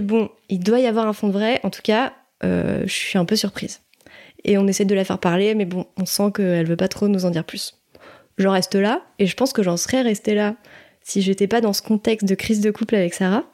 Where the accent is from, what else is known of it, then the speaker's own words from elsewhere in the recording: Maisons-Laffitte, Île-de-France, France; now in Nantes, France; j'ai grandi euh, à Maison Lafitte en ile de france